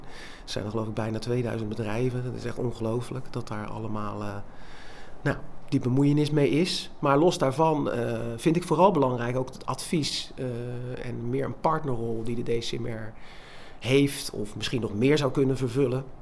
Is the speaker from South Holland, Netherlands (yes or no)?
yes; Rotterdam, South Holland, Netherlands; now in Lansingerland, Netherlands; Oorspronkelijk kom ik uit Rotterdam